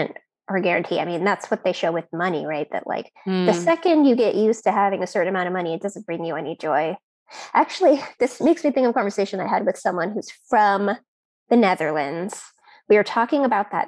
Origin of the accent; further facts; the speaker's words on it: United States; I am an American